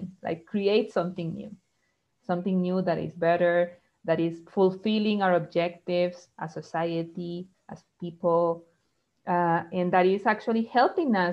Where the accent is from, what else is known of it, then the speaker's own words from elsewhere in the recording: Costa Rica; also born or lived in Brazil; I'm from Costa Rica.